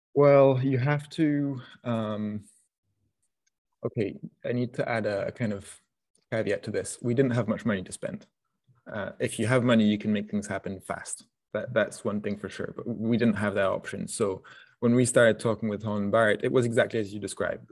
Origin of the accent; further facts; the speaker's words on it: France; moved away; also born or lived in Scotland; I grew up in France, so I, that means that I grew up, you know, going to the markets on Saturday mornings